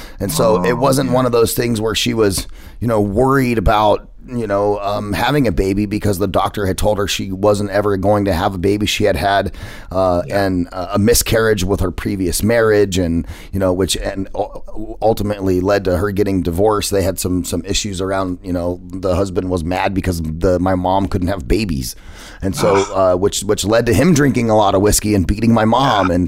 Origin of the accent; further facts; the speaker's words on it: United States; There's one thing I do know, Kevin. I'm American.